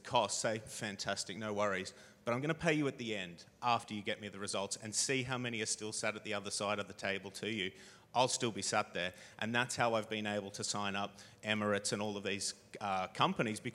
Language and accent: English; Australia; moved away as an adult; now in United Kingdom; I came over here from Australia as a backpacker